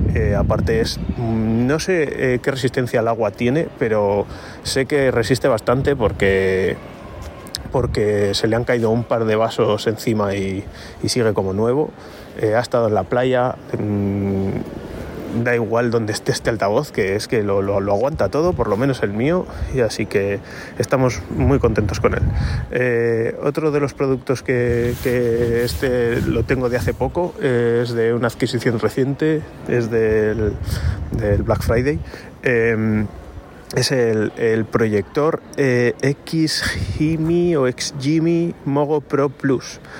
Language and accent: Spanish; Logroño, La Rioja, Spain; soy de Logroño